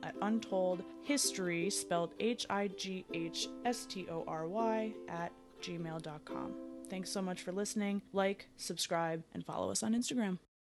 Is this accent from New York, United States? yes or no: yes; New York, United States; I'm from New York